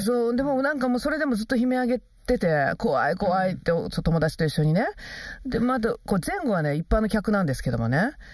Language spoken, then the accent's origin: Japanese; Kansai, Japan; 関西人としてね